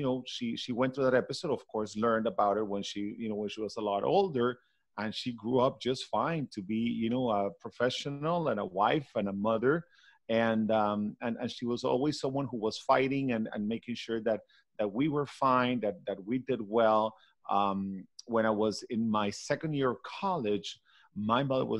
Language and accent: English; Caracas, Capital District, Venezuela; English is a second language; moved away as an adult; now in Miami, United States; my brothers and I were all raised, you know, born and raised in Venezuela.